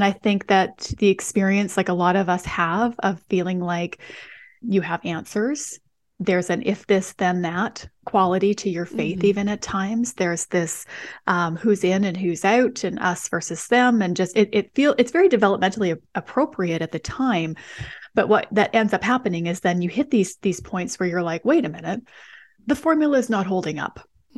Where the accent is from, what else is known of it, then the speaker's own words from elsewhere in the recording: Western Canada, Canada; so I'm from Western Canada. And so I grew up in kind of more of a post-Christian environment in a lot of ways.